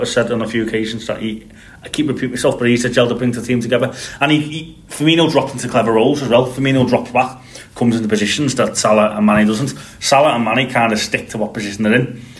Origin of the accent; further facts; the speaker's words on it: Liverpool, North West England, United Kingdom; now in Northern Ireland, United Kingdom; As a lad that has grew up in Liverpool.